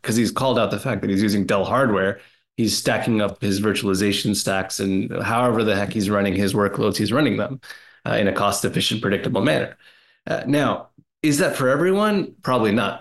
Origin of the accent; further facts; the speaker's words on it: Canada; I'm a Canadian too